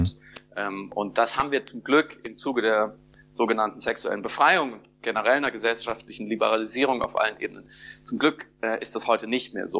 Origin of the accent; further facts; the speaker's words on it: Germany; wir gerade als Deutsche